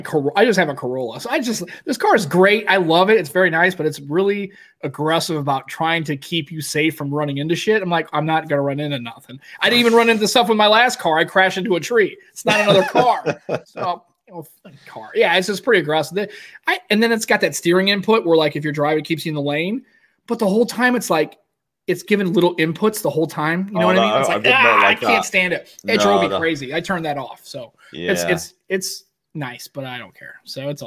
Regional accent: Staines, South East England, United Kingdom; I'm from Staines.

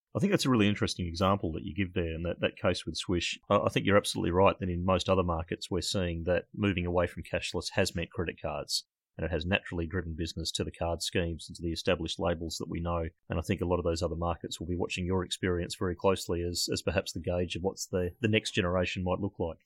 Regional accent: Australia; accent: Australian; my Australian accent

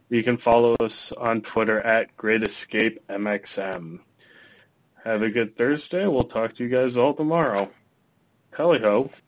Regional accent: Minnesota, United States; I'm from Minnesota. It gets cold here.

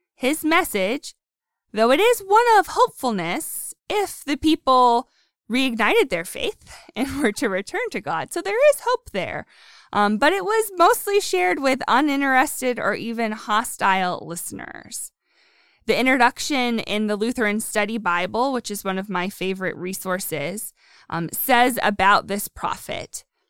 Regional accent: Pennsylvania, United States; moved away; I'm from Pennsylvania

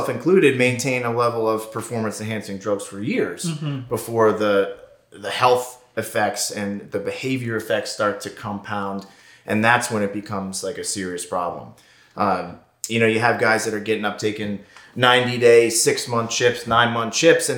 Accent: Southern Connecticut, United States; now in California, United States; Originally from Connecticut, Southern Connecticut, New England area

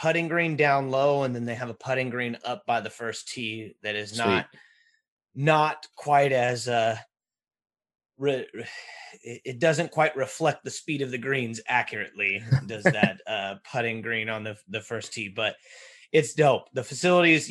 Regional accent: Northern California, United States; we're from Northern California. We're Northern California guys.

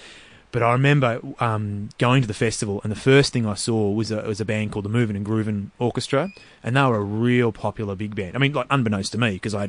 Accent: Montmorency, Victoria, Australia; Yeah, Montmorency.

